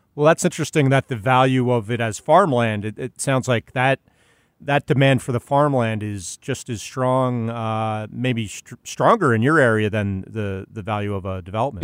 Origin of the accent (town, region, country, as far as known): Philadelphia, Pennsylvania, United States; born or raised there